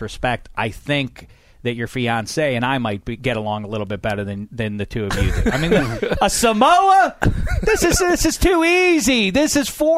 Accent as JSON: {"language": "English", "town": "Pittsburgh", "region": "Pennsylvania", "country": "United States", "tie": "born or raised there", "said": "I was a Cub Scout growing up in Pittsburgh, PA."}